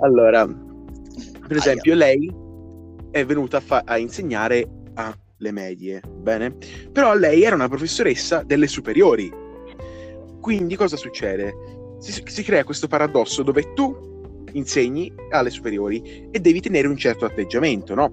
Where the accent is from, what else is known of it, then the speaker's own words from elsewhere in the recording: Pescia, Tuscany, Italy; anch'io vengo da Pescia